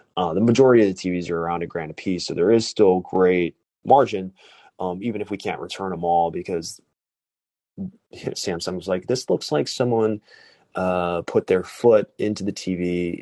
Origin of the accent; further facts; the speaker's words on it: Chicago, Illinois, United States; also born or lived in South Korea / Bucharest, Romania; I'm from Chicago, uh, adopted from Korea